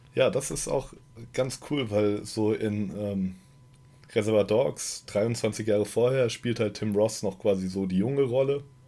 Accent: Germany; Ich als Deutscher

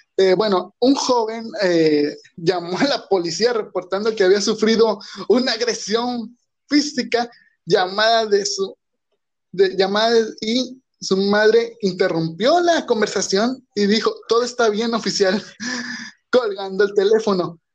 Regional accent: Mexico; como mexicano, yo creo que entiendo, tal vez no vivo en el centro de México, vivo donde ni siquiera llegan los temblores

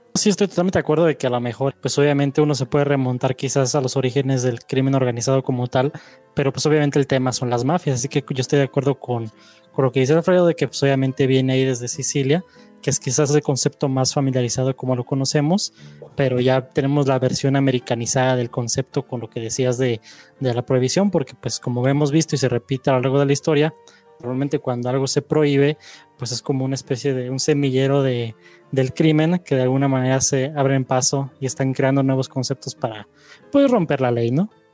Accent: Mexico

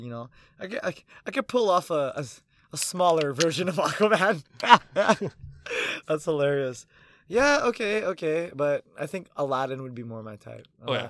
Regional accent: Philippines; I'm 5'7", I'm Filipino.

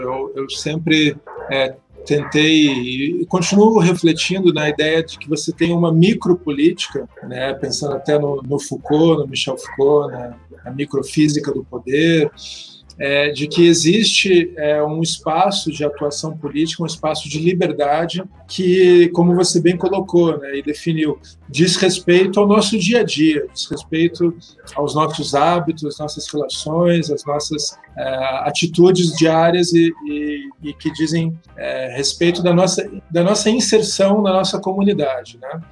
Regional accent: Curitiba, Paraná, Brazil; nasci aqui em Curitiba

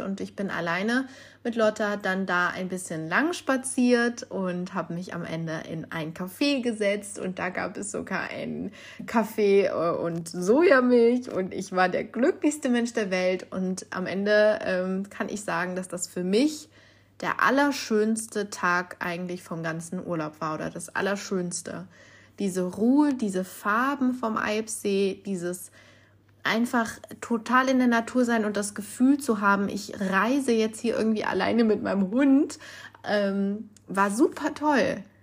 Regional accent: North Rhine-Westphalia, Germany; ich komme ja aus Nordrhein-Westfalen

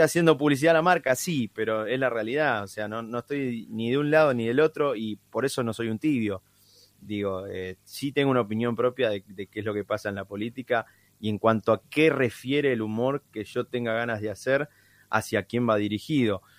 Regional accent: Tres Arroyos, Buenos Aires Province, Argentina; en la ciudad de Tres Arroyos, de donde soy, provincia de Buenos Aires

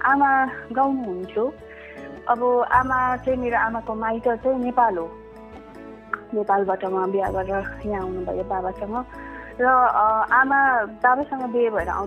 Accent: Mirik, West Bengal, India; also born or lived in Kurseong; म त एउटा कमानमा हुर्केको छोरी

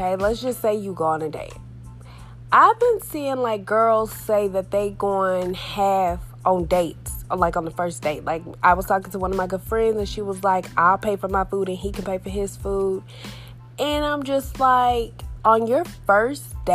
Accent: Texas, United States; I'm from Texas, like born and raised

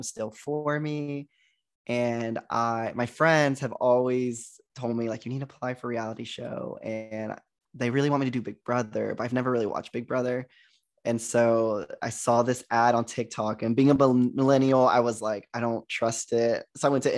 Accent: Joshua, Texas, United States; moved away as an adult; also born or lived in Arkansas; originally I was born and raised in Texas, a small town called Joshua, Texas.

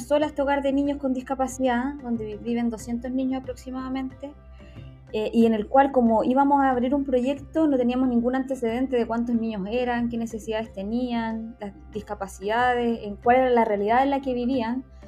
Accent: Temuco, Araucanía, Chile; moved away as an adult; now in Santiago, Chile; actualmente vivo en Santiago, pero soy originaria de Temuco.

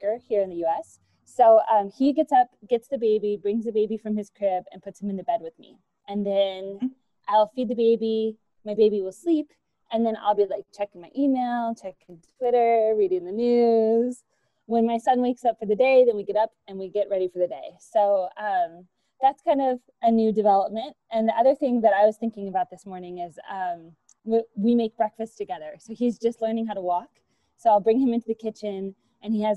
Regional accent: Gilroy, California, United States; I'm from California. I'm from the San Francisco Bay Area. So I grew up here

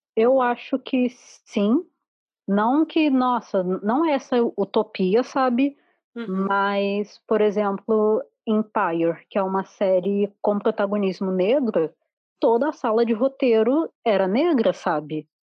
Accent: Rio de Janeiro, Brazil; moved away as an adult; now in Porto Alegre, Brazil; eu sou carioca, eu só moro aqui há, há pouco tempo, pouco tempo, tipo seis anos

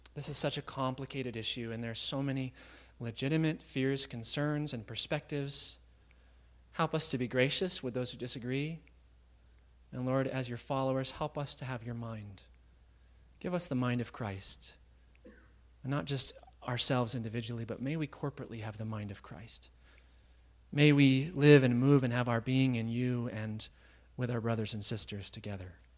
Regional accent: United States; being American

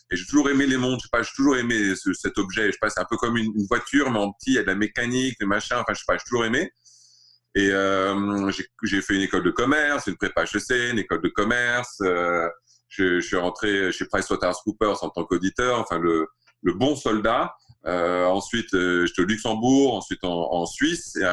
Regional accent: Riyadh, Riyadh Province, Saudi Arabia; also born or lived in Alsace, France; J'ai grandi en Arabie Saoudite et euh, à Riyad. Et euh, je suis né en Alsace, j'ai grandi en Arabie Saoudite.

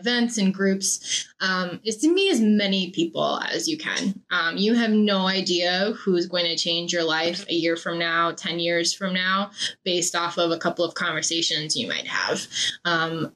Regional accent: Maine, United States; I'm also from Maine

